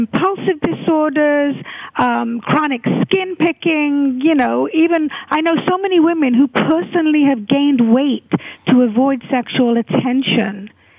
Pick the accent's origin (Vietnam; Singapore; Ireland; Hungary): Hungary; moved away; I was a refugee from Hungary, and I had a very painful childhood and teenagehood